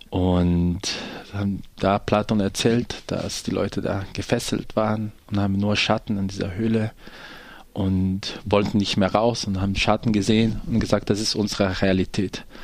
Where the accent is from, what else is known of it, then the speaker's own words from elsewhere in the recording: Brazil; German is a second language; moved away as an adult; also born or lived in Denmark; now in Germany; also ich bin Brasilianer und ich bin nach Deutschland gekommen. Erstmal war ich in einer Theatergruppe in Dänemark, wo ich viel auf Reise war.